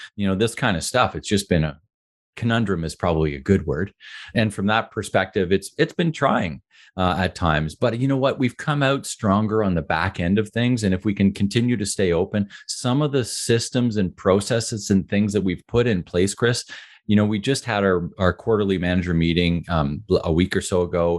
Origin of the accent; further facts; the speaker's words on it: Ottawa, Ontario, Canada; I grew up in Ottawa